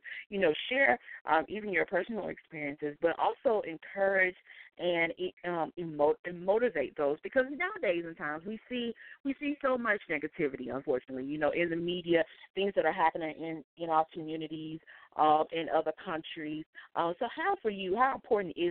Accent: North Carolina, United States; another fellow North Carolinian. I am also from North Carolina as well.

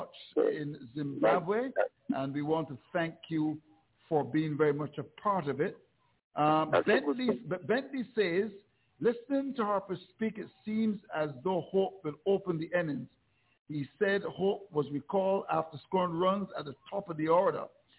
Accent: Saint Philip, Antigua & Barbuda; Which I come from, and Roland Butch as well.

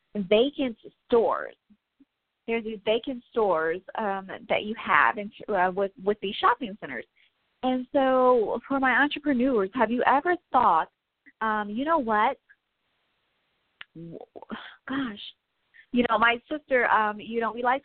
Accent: Midwest, United States; I'm from the Midwest

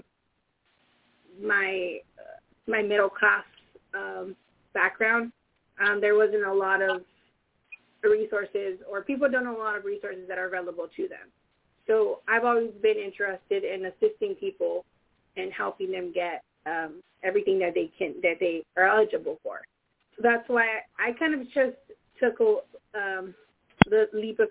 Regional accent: Salinas, California, United States; I was born and raised in Salinas

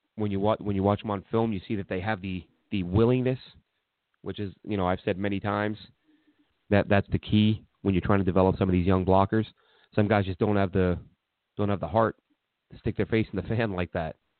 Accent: New York City, New York, United States; I'm from New York and Brooklyn

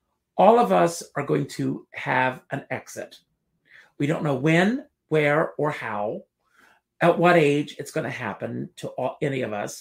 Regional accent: Conway, South Carolina, United States; moved away; as this kid growing up in South Carolina

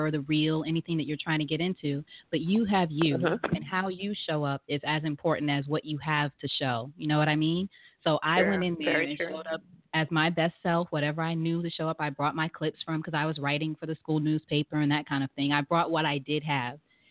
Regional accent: New York, United States; moved away as an adult; now in Atlanta, United States; And I'm originally from New York in the States, but I'm living in and now in Atlanta, Georgia

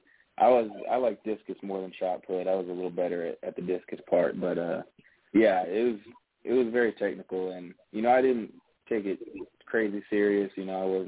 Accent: Alaska, United States; now in Toronto, Canada; growing up in Alaska

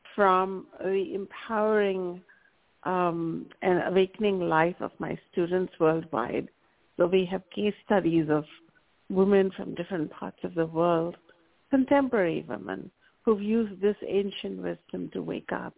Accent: India; I grew up in India

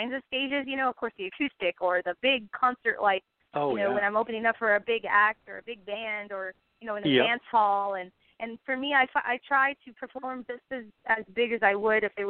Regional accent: San Benito, Texas, United States; my hometown

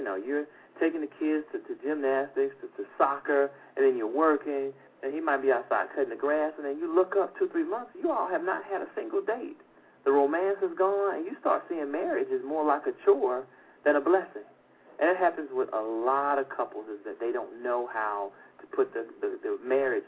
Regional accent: Atlanta, Georgia, United States; that's my hometown, Atlanta, Georgia

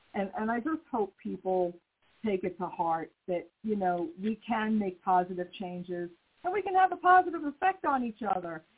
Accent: New York, United States; moved away; I was raised in New York

